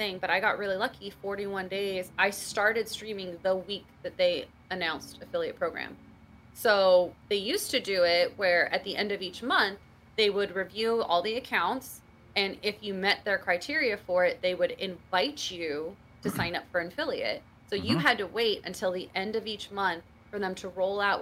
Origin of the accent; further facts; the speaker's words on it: California, United States; moved away as an adult; now in Connecticut, United States; I'm originally from California